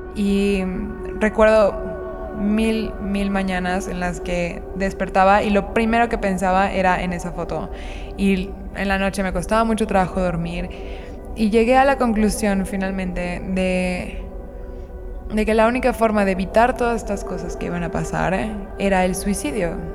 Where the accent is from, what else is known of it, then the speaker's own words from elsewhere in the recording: Mérida, Yucatán, Mexico; nací crecí en Mérida, Yucatán, que es una ciudad mm, en México